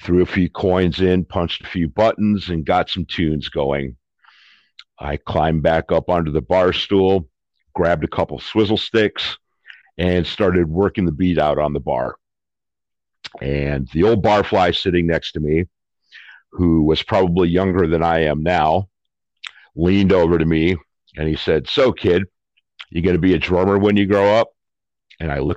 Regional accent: Detroit, Michigan, United States; I was born in Detroit, Michigan in 1967.

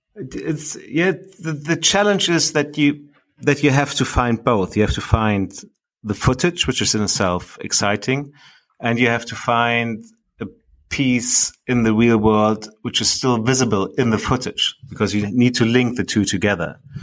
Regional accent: Berlin, Germany; I, I grew up in Berlin myself

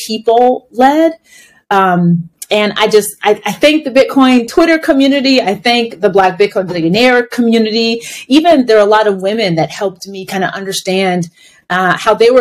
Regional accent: United States; I'm Black American.

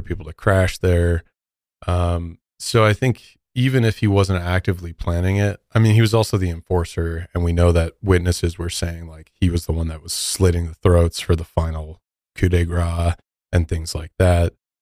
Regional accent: Midwest, United States; I'm from the Midwest

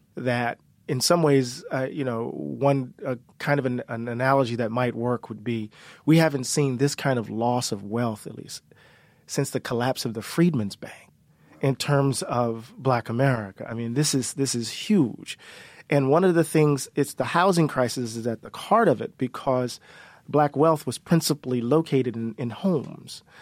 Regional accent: Mississippi, United States; we're from Mississippi

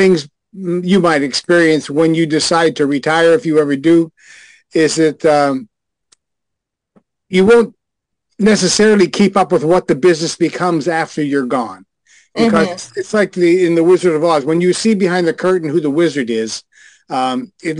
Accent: Pittsburgh, Pennsylvania, United States; I'm from Pittsburgh, Pennsylvania

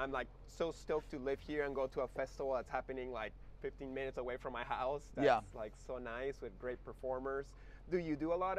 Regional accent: St. Petersburg, Florida, United States; Today, I am in my hometown of St. Petersburg, Florida

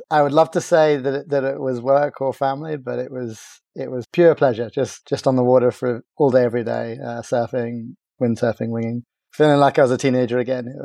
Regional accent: Cork, Munster, Ireland; also born or lived in America; now in South West England, United Kingdom; I grew up in, in Cork, which was a really lovely place to grow up by the beach and uh, right next to a big water sports center uh, called the Oyster Haven Center.

